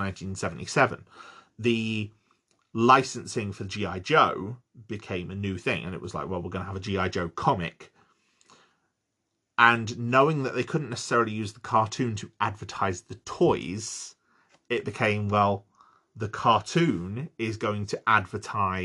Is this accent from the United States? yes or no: no; United Kingdom; I'm British. We use the wrong words